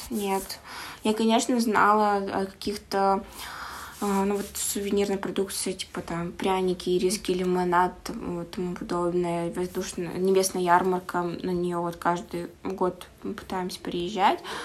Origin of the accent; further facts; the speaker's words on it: Komi-Permyak Okrug, Perm Krai, Russia; now in Perm, Russia; я сама тоже из Компермятского округа, то есть я там родилась